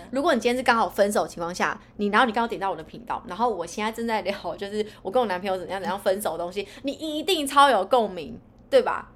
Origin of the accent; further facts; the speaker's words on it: East Coast, Taiwan; now in Northern Taiwan; 我是来自东海岸的，我是来自东海岸，北漂的女子